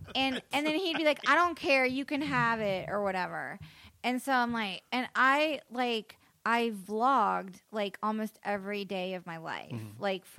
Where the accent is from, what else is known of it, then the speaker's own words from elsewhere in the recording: the South, United States; grew up in the South, yeah.